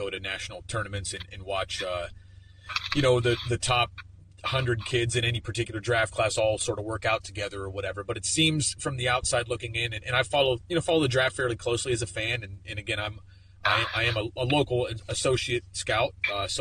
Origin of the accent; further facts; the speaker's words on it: Pennsylvania, United States; I'm from Pennsylvania